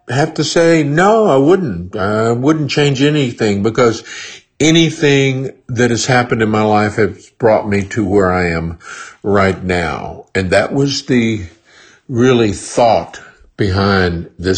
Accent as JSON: {"language": "English", "region": "Texas", "country": "United States", "tie": "born or raised there", "also_born_or_lived": "Colorado / Nashville / New York / Los Angeles", "moved": "yes", "said": "I grew up in Texas and went to Colorado and came to Nashville"}